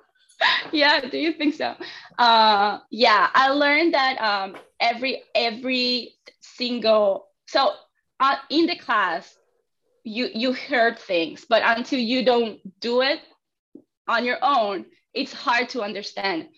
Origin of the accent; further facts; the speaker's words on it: Argentina; moved away as an adult; I'm from Argentina and I get my degree there